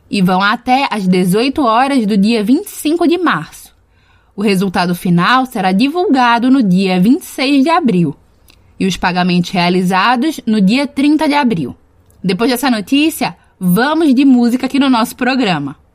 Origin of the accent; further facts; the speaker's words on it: Brazil; eu sou brasileira